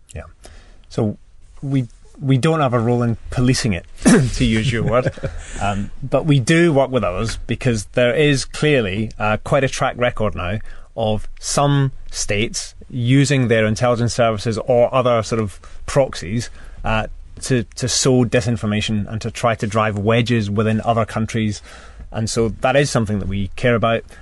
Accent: Scotland, United Kingdom; I suppose being Scottish

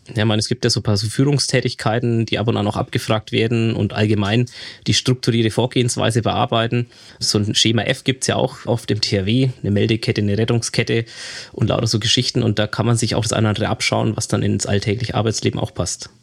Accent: Ansbach, Bavaria, Germany; moved away as an adult; now in Nuremberg, Germany; Eigentlich aus Ansbach, aber wohne seit drei Jahren jetzt auch in Nürnberg. Also ich bin in dem schönen Frankenland zu Hause

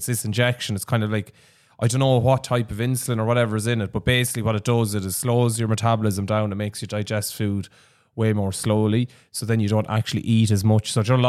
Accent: Laois, Ireland; We grew up in the Midlands and Leash.

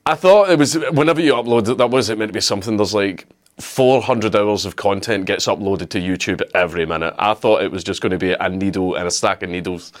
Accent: Scotland, United Kingdom; I'm Scottish

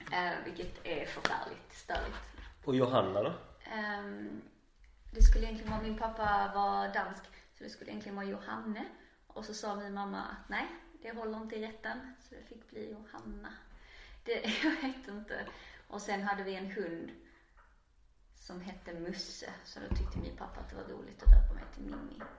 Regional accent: Arild, Skåne, Sweden; also born or lived in Trelleborg / Höllviken / Canada; now in Malmö, Sweden; Jag är eh, uppvuxen eh, i splittrad familj. Så både i Arild, i Kullaberg och nere i Ringsand utanför Höllviken.

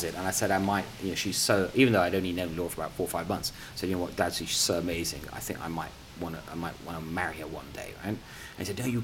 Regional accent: Bristol, South West England, United Kingdom; born or raised there; accent: English; first language Punjabi; English is a second language

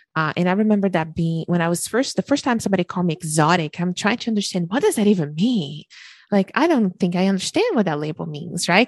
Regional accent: Brazil; moved away as an adult; now in Canada; I was born and raised in Brazil

